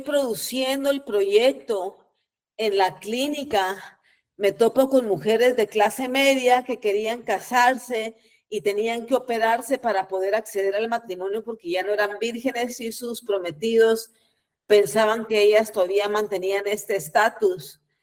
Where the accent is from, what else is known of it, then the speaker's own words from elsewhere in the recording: Guatemala; nací en Guatemala en el año 74 y como ustedes bien saben, Guatemala tuvo una guerra civil eh, que empezó en el 54, terminó en el 96. Así que a mí me tocó nacer y crecer en los peores años del conflicto armado